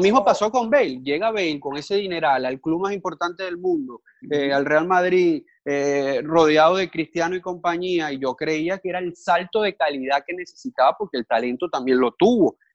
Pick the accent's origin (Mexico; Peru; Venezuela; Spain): Venezuela; now in Miami, United States; como buen venezolano